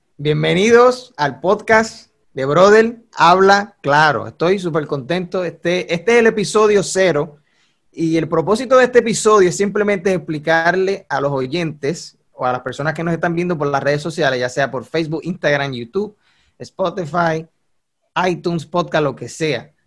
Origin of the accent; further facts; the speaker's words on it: Puerto Rico; accent: boricua; tenemos el acento boricua, somos puertorriqueños los dos